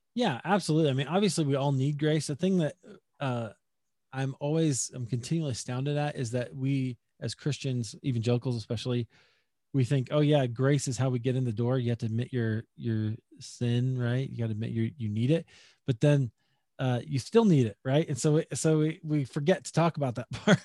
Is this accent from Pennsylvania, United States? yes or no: no; Des Moines, Iowa, United States; moved away as an adult; also born or lived in Chicago; now in Denver, United States; I grew up in Des Moines, Iowa, actually. So that's my hometown.